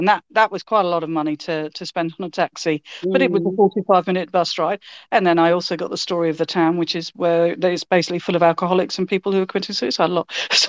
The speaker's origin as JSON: {"language": "English", "region": "England", "country": "United Kingdom", "said": "I'm very English."}